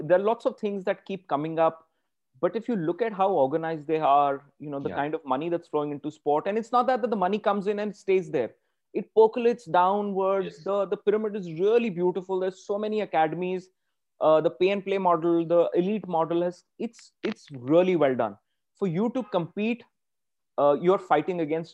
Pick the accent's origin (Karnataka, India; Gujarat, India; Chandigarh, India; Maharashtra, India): Maharashtra, India; Pune; we come from Pune.